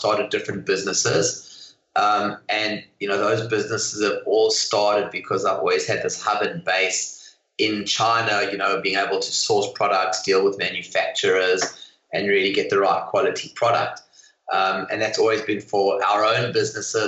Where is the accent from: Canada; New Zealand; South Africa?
South Africa; moved away as an adult; now in Hong Kong; Originally from South Africa